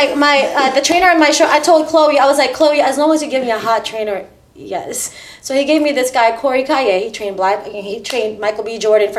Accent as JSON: {"language": "English", "country": "Philippines", "lives_now": "United States", "said": "because I'm originally from the Philippines."}